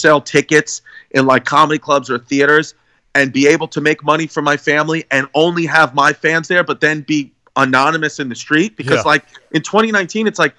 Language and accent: English; New York City, New York, United States; I'm from Brooklyn.